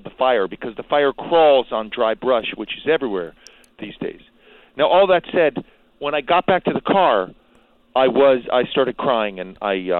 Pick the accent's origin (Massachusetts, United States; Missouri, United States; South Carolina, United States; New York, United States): New York, United States; New York City; now in Calabasas, United States; you guys know I'm from New York City.